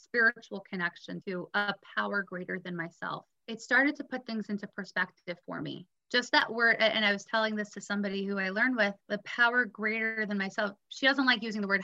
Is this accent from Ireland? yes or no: no; New York City, New York, United States; also born or lived in Israel; I went to a great all-girls school growing up in Brooklyn